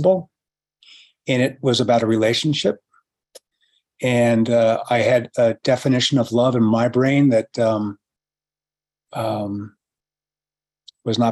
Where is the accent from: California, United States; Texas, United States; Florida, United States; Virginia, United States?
California, United States; San Francisco; I was born and raised in San Francisco